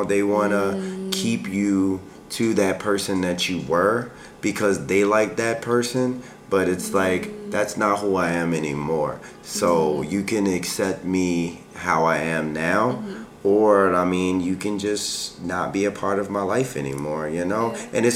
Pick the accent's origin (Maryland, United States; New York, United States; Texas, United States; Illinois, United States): Maryland, United States; Baltimore; now in Hawaii, United States; I grew up in Baltimore